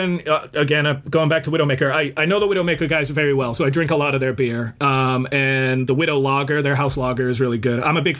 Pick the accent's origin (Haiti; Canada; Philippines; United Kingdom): United Kingdom; Northampton, East Midlands; moved away; I was born in Northampton, England. And so we were living over in England at the time.